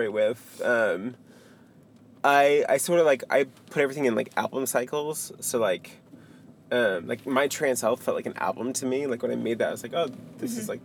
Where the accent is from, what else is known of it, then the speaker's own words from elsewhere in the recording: Fairfield, Maine, United States; I grew up in Fairfield, Maine, which is like 2.5 hours north.